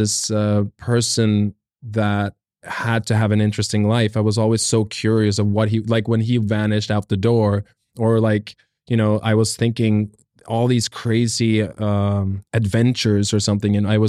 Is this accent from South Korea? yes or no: yes; South Korea; also born or lived in Norway / Nigeria; It started out, been born in Norway and then we moved to South Korea and I spent a long time in South Korea. Then we moved on to Nigeria